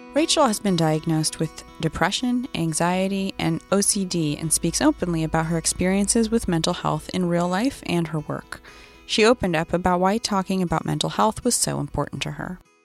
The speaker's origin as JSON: {"language": "English", "region": "Northern California", "country": "United States", "tie": "born or raised there", "also_born_or_lived": "San Diego"}